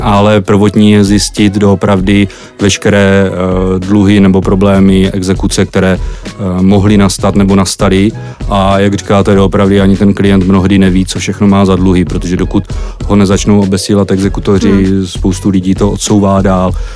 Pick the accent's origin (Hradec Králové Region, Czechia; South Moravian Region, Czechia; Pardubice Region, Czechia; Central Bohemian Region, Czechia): South Moravian Region, Czechia; pocházím z Jižní Moravy